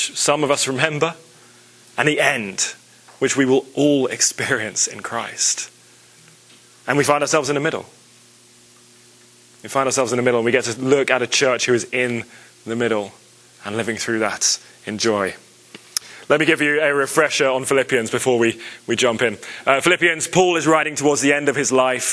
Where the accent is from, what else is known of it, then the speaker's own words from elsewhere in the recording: England, United Kingdom; moved away; I was raised in England